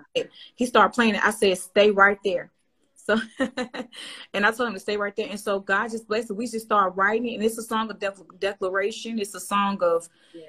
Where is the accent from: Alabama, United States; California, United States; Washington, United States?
Alabama, United States; Birmingham; moved away as an adult; now in Nashville, United States; I'm from Birmingham, Alabama